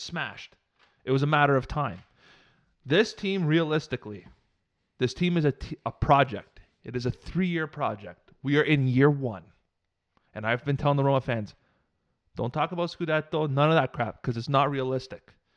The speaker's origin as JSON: {"language": "English", "country": "Canada", "said": "I'm Canadian, I'm thirty-three years old"}